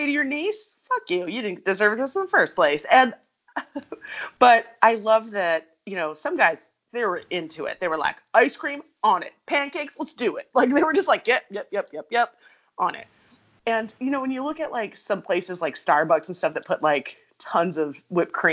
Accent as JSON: {"language": "English", "country": "United States"}